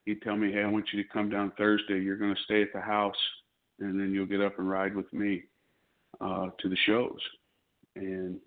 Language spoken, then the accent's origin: English; St. Louis, Missouri, United States; I grew up in the St. Louis area